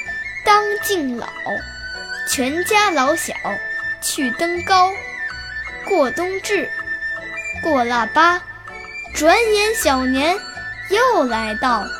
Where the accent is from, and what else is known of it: Beijing, China